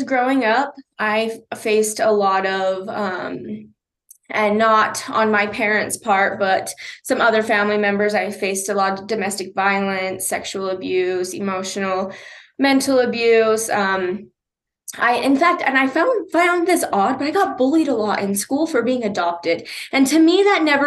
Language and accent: English; Huntington, Utah, United States; also born or lived in Price, Utah; now in Ogden, United States; I'm originally from Price. I'm adopted. I was actually born here in Ogden and was adopted at 24 hours old, and grew up in a rural area called Huntington